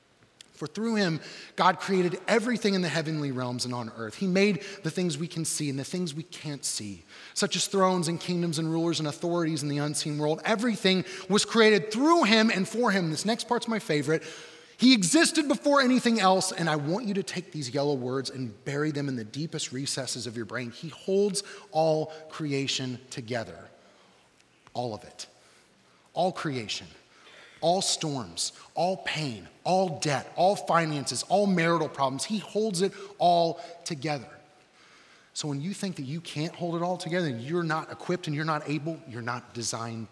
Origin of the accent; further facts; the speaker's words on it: Johnson County, Indiana, United States; I'm from Johnson County